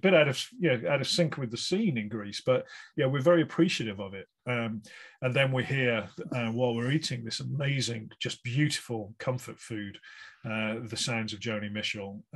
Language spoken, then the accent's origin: English; West Bromwich, West Midlands, United Kingdom; I'm from West Bromwich myself